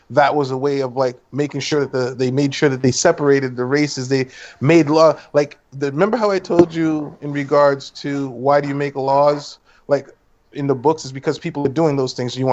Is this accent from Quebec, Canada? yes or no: yes; Montreal, Quebec, Canada; As a um, a child growing up in Montreal, Canada